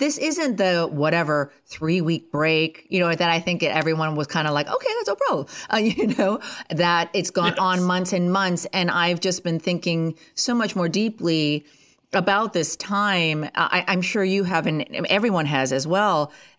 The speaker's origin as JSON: {"language": "English", "region": "Ontario", "country": "Canada", "tie": "born or raised there", "said": "I was born and raised right near Ottawa, Canada. And that is the capital of Canada."}